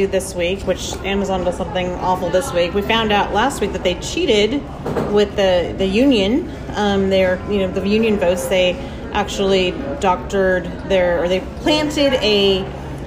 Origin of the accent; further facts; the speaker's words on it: United States; I'm American